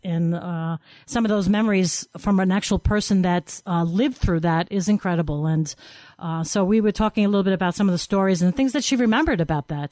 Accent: New York, United States; born or raised there

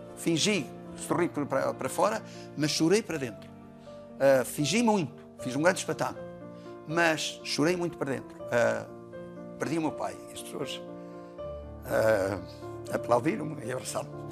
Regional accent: Douro, Portugal; Trabalhei nas vinhas do Douro

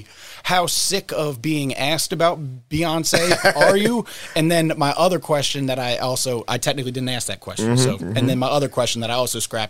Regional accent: Philadelphia, Pennsylvania, United States; I'm from Philly

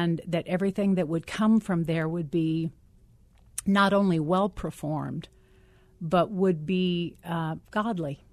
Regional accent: Ohio, United States; I'm, I'm from Ohio

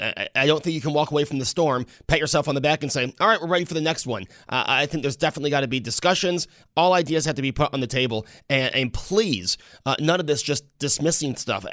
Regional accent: Buffalo, New York, United States; we're from Buffalo

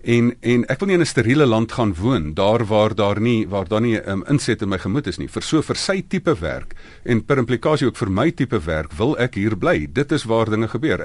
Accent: South Africa; ek is nou hierdie Suid-Afrikaner

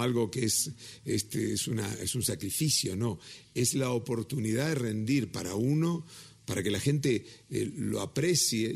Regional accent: Mexico; soy mexicano hasta las pampas

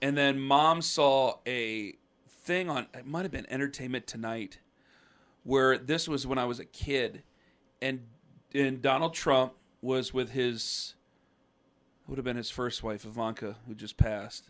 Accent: Canton, Ohio, United States; moved away as an adult; now in Cleveland, United States; I'm from Canton. My boys were born in Cleveland, I live in Cleveland

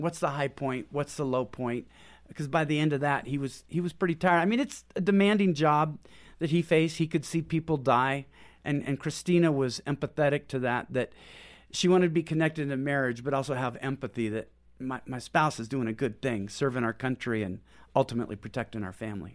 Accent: Pacific Northwest, United States; moved away as an adult; also born or lived in Houston; We're from Pacific Northwest

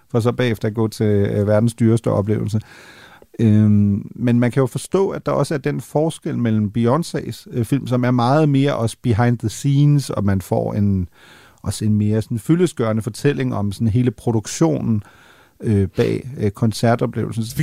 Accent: Northern Germany, Germany; jeg er jo mentalt er jeg jo jyde. Altså det er klart, når man er, op, når man er opvokset i, i, i Nordtyskland, ikke?

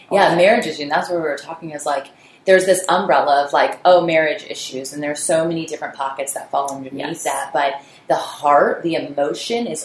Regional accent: Indiana, United States; it's deeper than just, hey, I'm from Indiana.

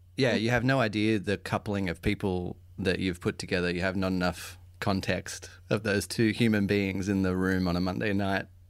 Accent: Australia

